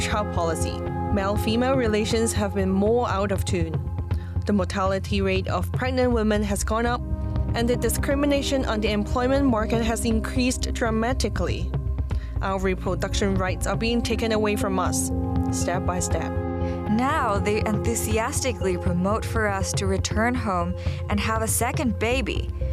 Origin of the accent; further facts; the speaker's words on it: China; now in Beijing, China; my hometown in second tier city